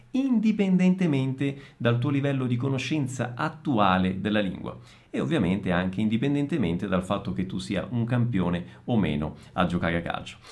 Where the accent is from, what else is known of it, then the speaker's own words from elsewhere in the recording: Italy; accent: Italian; Io magari parlo in portoghese e si sente la mia origine italiana, il mio accento un po' italiano